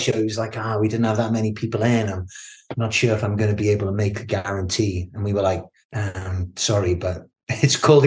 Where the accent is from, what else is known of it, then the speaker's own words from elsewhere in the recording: the Northeast, North East England, United Kingdom; moved away as an adult; also born or lived in Cardiff / London; now in Bristol, United Kingdom; I'm from the Northeast